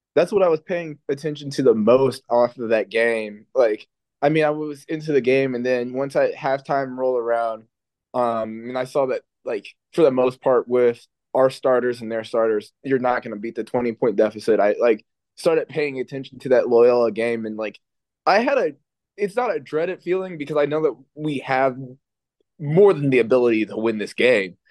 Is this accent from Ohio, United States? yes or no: yes; Dayton, Ohio, United States; I'm from the Dayton area